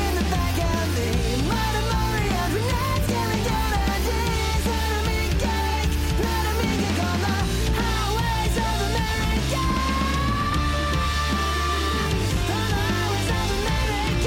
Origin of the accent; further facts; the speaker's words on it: Denver, Colorado, United States; my hometown in Denver